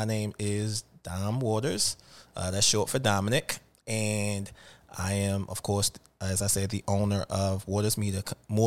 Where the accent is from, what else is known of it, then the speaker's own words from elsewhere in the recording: Baltimore, Maryland, United States; Born and raised in Baltimore.